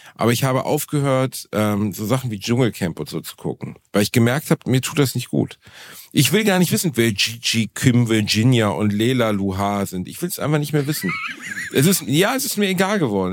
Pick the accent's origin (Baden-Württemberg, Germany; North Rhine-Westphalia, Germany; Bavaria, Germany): North Rhine-Westphalia, Germany; Gelsenkirchen; ich komme halt immer noch aus Gelsenkirchen